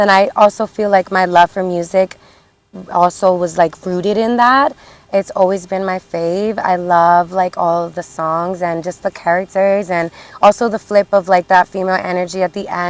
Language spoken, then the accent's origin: English; Perth Amboy, New Jersey, United States; I'm from Perth Amboy, New Jersey